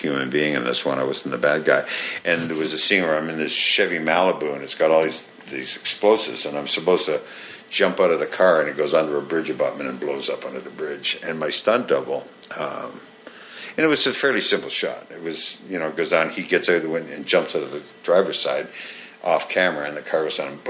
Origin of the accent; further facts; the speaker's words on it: Canada; accent: Canadian; I came up in Canada. I'm from Canada